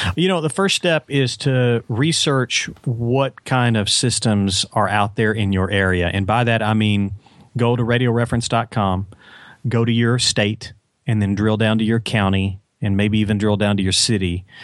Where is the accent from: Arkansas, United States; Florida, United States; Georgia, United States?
Arkansas, United States; Little Rock; I'm from Little Rock, and, um, I was, uh, growing up in Little Rock